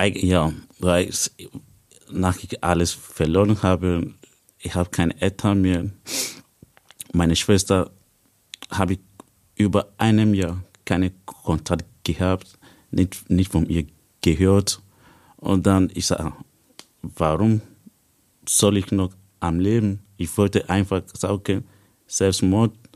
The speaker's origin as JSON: {"language": "German", "country": "Nigeria", "tie": "born or raised there", "second_language": "German", "moved": "as an adult", "lives_now": "Austria", "said": "Ich komme ursprünglich aus Nigeria. Seit fünf Jahren bin ich hier in Österreich"}